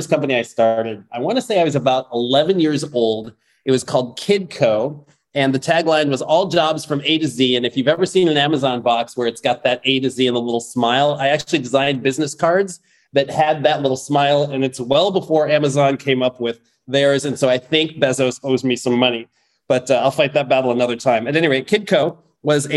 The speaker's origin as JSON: {"language": "English", "town": "Chicago", "region": "Illinois", "country": "United States", "tie": "born or raised there", "said": "I grew up in Chicago."}